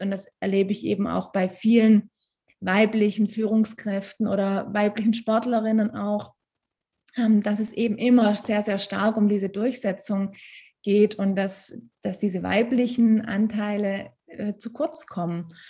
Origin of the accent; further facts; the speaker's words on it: Stuttgart area, Baden-Württemberg, Germany; moved away as an adult; now in Tyrol, Austria; ich komme ursprünglich aus der Stuttgarter Ecke. Ein kleines bisschen hört man das manchmal.